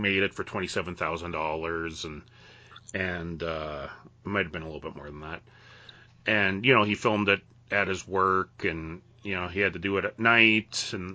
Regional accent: Western Canada, Canada; born or raised there

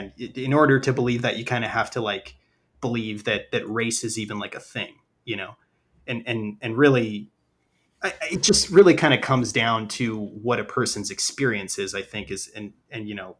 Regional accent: New York, United States; I'm from New York originally. I've always lived in cities

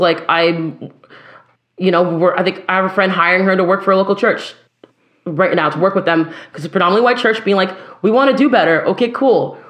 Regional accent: Ottawa, Ontario, Canada; I'm Canadian.

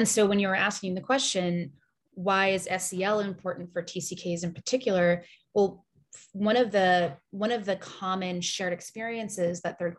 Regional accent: Japan; also born or lived in Singapore; my parents, like I said, are Americans. They were born and raised in the United States, but I grew up in Japan and Singapore.

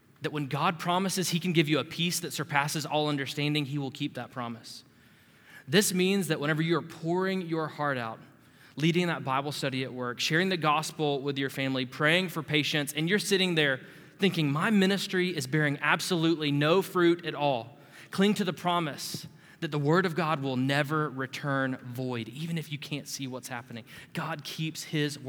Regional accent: Panama City, Florida, United States; I'm from Panama City, Florida

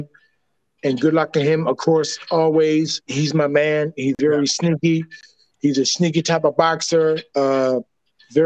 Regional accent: Canada; accent: Canadian; I'm a Canadian flame

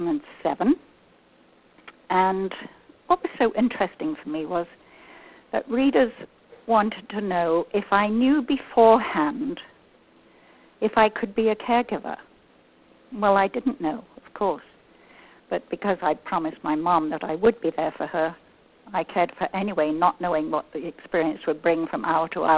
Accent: England, United Kingdom; now in Northern California, United States; I was born and educated in England, and I emigrated from the UK to the USA in 1965 with my family

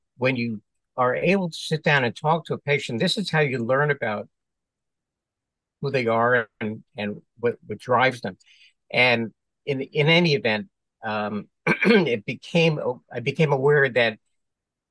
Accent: New York City, New York, United States; born and raised in New York City, went to medical school in New York

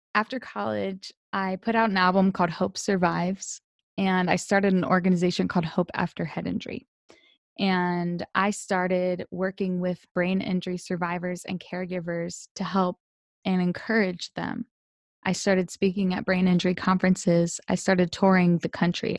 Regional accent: Delaware, United States; I'm originally from Delaware

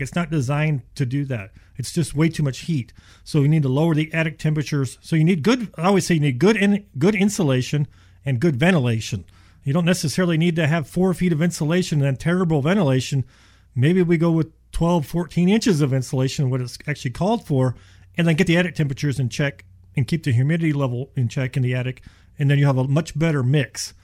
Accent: Houston, Texas, United States; also born or lived in Ohio; We moved here when I was seven, and I told my dad, I don't think I can stay here. It's too hot. And well, we've been here ever since

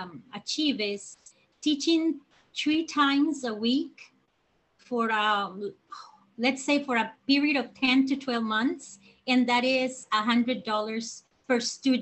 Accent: San José, Costa Rica; moved away as an adult; now in Nosara, Costa Rica; I am a native from San Jose, who decided to come to Nosara 10 years ago to teach English to the locals.

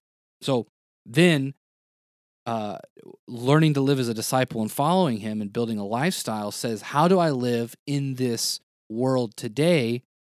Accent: the South, United States; Because again, growing up in the South, in the United States, it's kind of like, oh, well, like everybody's Christian.

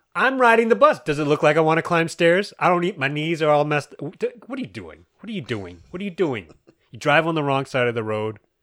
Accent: United States

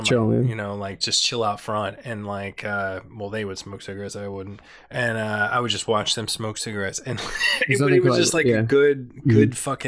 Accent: Franklinville, New Jersey, United States; Yeah. Well, actually not the Pine Barrens, a little, east of that, Franklinville, which is close

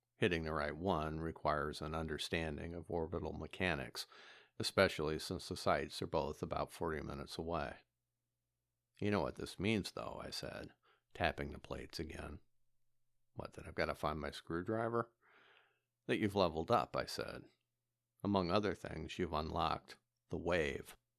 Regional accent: Midwest, United States; now in Wisconsin, United States; I'm a Midwesterner

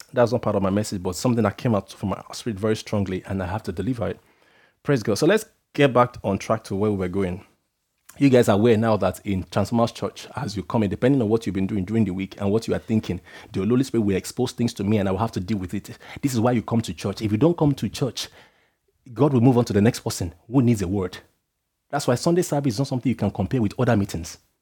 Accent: Nigeria; being Nigerian

